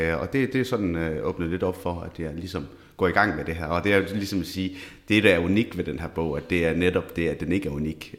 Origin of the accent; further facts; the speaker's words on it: Esbjerg, Southern Denmark, Denmark; født og opvokset i Esbjerg